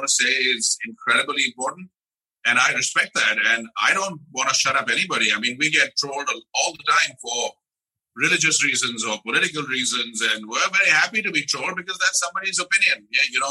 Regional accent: India; The basis of religious philosophy in India, as I have grown up to understand it in the last 52 years

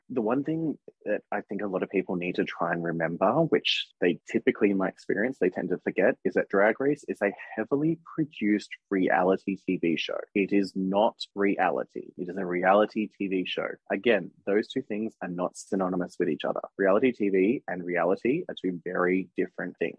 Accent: Australia; I'm an Aussie

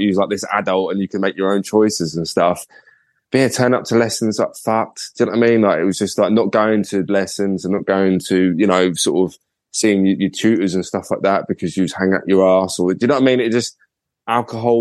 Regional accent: Kent, South East England, United Kingdom; I went to a local uni, because I'm from Kent

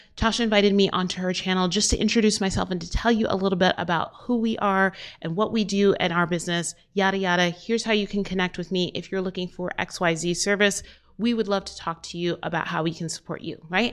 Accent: Albuquerque, New Mexico, United States; in my hometown, Albuquerque, New Mexico

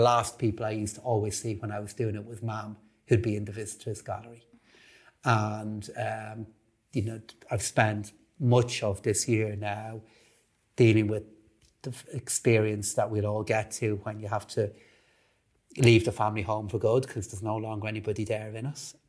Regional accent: Dublin, Leinster, Ireland; I grew up in Blanchardstown, uh, just off Concealer Road, in a hugely, uh, supportive and really hardworking family

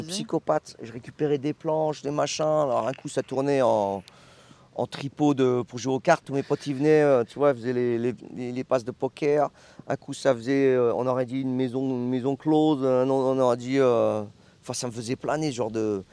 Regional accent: Lyon suburbs, Auvergne-Rhône-Alpes, France; moved away as an adult; now in Hong Kong; là où j'ai grandi, c'est la banlieue

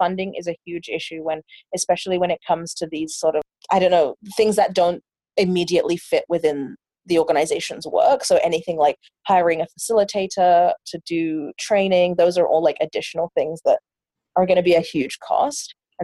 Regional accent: London, United Kingdom; moved away as an adult; now in Vancouver, Canada; I'm from England. I was born and raised in London, and then I came to Vancouver

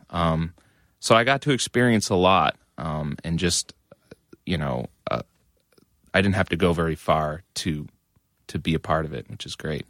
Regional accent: Methuen, Massachusetts, United States; I grew up in Methuen, which is a suburb of Massachusetts, uh, about a half hour north of Boston

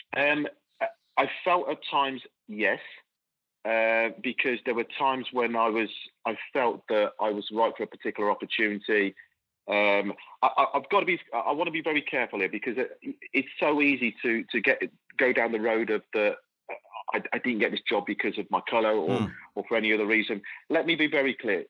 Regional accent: Coventry, West Midlands, United Kingdom; growing up in Coventry. I'm born and bred in in, in, in the in England

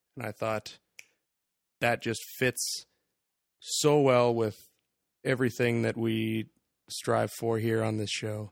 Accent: Canada; We are Canadian.

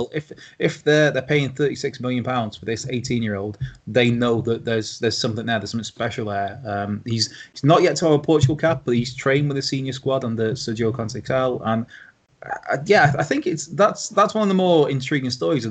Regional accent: Wales, United Kingdom; as a Welshman

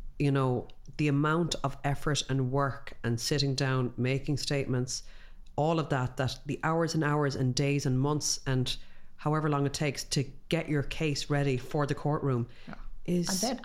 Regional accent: Ireland; And I think as Irish people

